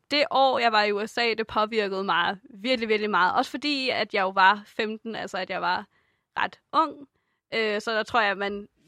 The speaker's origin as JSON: {"language": "Danish", "country": "Denmark", "said": "jeg er dansker af nationalitet"}